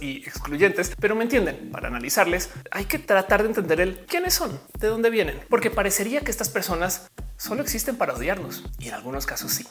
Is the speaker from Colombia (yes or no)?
yes; Colombia; moved away; también soy colombiana